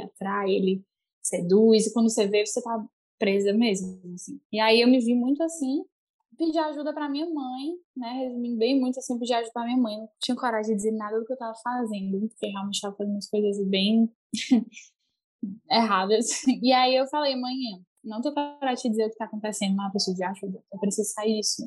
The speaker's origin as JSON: {"language": "Portuguese", "town": "Fortaleza", "region": "Ceará", "country": "Brazil", "moved": "as an adult", "lives_now": "Salvador, Brazil", "said": "sou de Fortaleza mas sou missionária"}